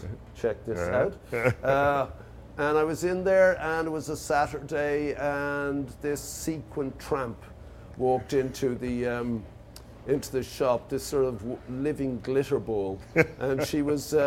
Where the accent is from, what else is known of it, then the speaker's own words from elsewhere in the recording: Ireland; moved away; We come from Ireland